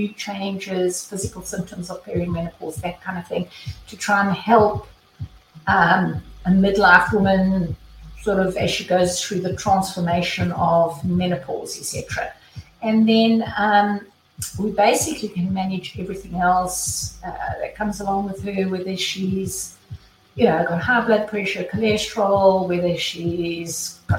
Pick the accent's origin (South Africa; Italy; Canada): South Africa; moved away as an adult; now in Tuscaloosa, United States; I am originally from South Africa